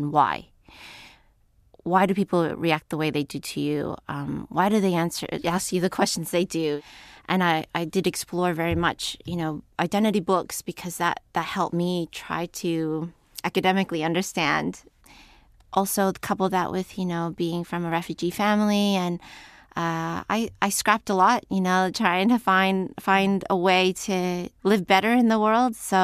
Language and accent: English; United States; a young person living in America